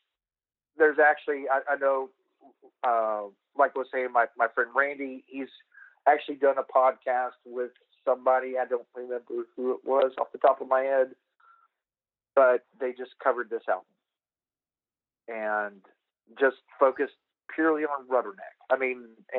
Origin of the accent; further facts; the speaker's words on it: United States; the American kid